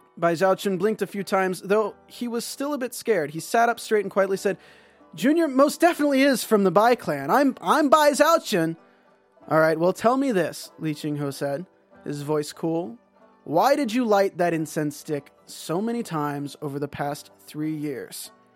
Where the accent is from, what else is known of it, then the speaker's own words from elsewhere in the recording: North Carolina, United States; moved away as an adult; now in California, United States; I grew up in North Carolina. I lived in California for seven years now